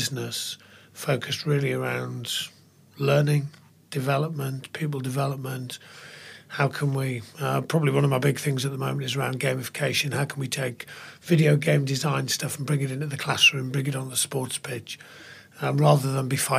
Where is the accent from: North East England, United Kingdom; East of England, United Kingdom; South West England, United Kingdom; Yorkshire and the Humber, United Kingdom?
North East England, United Kingdom; Middlesbrough; moved away; also born or lived in Cambridge / Bath; I'm from Middlesbrough, a long way from here